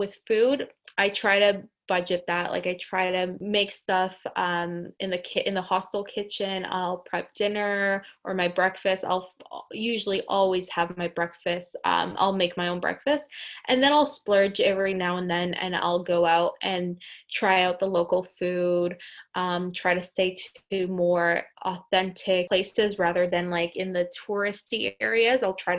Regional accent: Colombia; Greece, Portugal, and I would say my home country of Colombia.

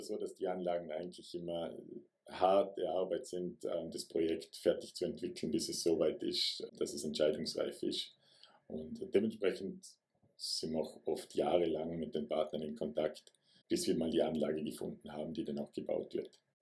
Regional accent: Vorarlberg, Austria; Ich bin ein Vorarlberger

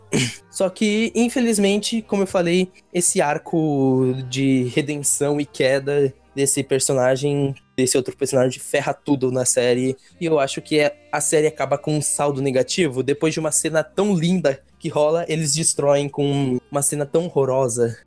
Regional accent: São Paulo, Brazil; also born or lived in Pernambuco; eu sou pernambucano, mas eu vivi minha vida inteira aqui em, em São Paulo, nesse bairro

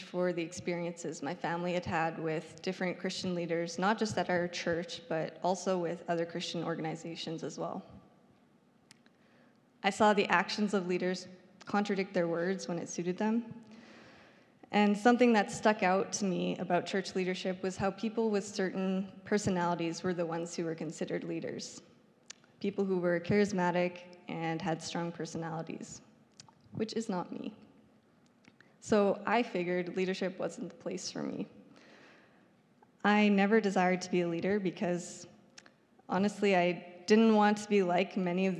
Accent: Saskatoon, Saskatchewan, Canada; I grew up here in Saskatoon

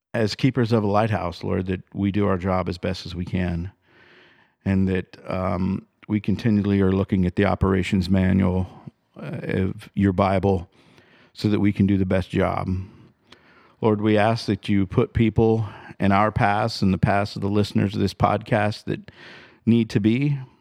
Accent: United States

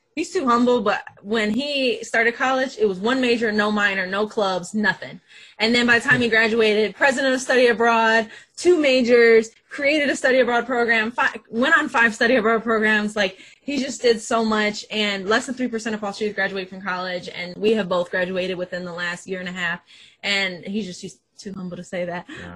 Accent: Flint, Michigan, United States; I went to the University of Michigan Flint first because I'm from Flint

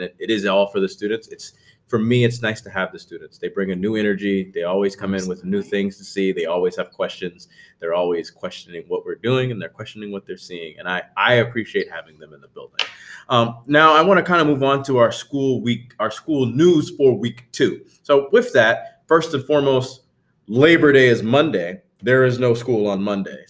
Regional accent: New Jersey, United States; now in Virginia, United States; I grew up in New Jersey

